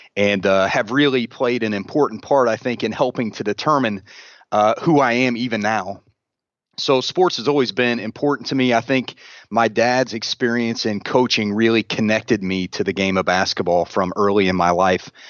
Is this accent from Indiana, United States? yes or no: yes; Central Indiana, United States; I'm a, I'm a Central Indiana, uh, kid, born and raised